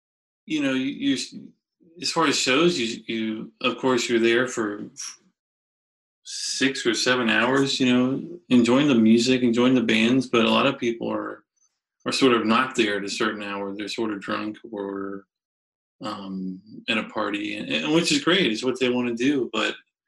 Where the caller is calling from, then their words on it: Richmond, Virginia, United States; I'm calling just outside of Richmond, Virginia, home of … and ….